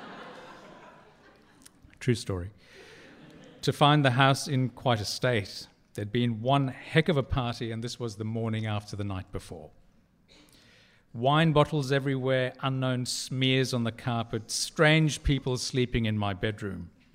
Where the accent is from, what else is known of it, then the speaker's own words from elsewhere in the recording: Durban, KwaZulu-Natal, South Africa; now in Sydney, Australia; When I was a child growing up in Durban on the east coast of South Africa